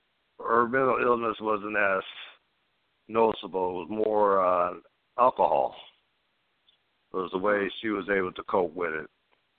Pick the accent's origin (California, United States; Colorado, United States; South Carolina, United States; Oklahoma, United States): California, United States; also born or lived in Oceanside; now in Orange County, United States; I was born in Oceanside, California, San Diego